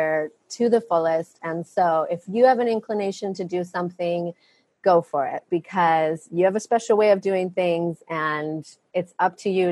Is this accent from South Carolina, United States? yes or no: no; Maine, United States; now in Maui, United States; I was born in Maine